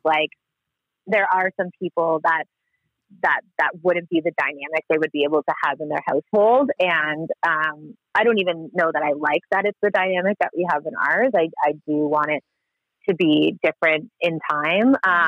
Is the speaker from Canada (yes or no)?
yes; Canada; growing up in Canada